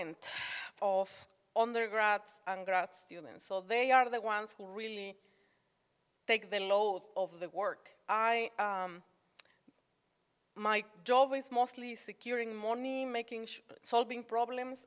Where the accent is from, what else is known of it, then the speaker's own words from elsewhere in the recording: Morelos, Mexico; also born or lived in Mexico City; now in Arkansas, United States; Grew up in the state of Morelos, that's right next to Mexico City